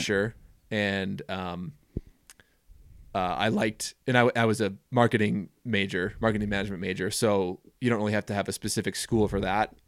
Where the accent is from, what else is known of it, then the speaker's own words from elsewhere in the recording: Minneapolis, Minnesota, United States; moved away as an adult; now in Jackson, United States; I grew up in the Twin Cities of Minnesota